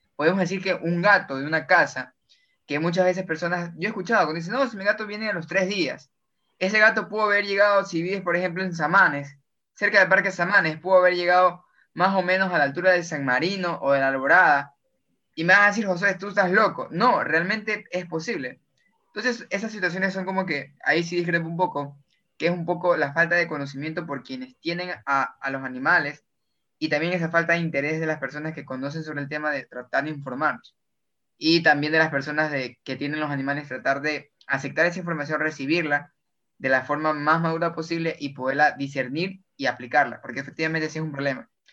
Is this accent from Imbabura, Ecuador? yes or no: no; Guayaquil, Guayas, Ecuador; como guayaquileños o personas que vivimos en la zona de la costera